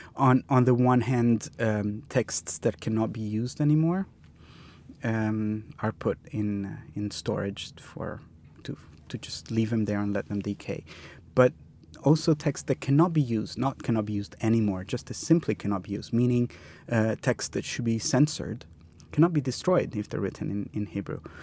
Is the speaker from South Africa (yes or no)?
no; Milan, Lombardy, Italy; I grew up in Milan